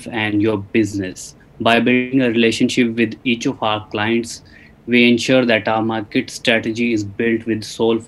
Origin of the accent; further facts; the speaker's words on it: Chandigarh, India; I'm from Chandigarh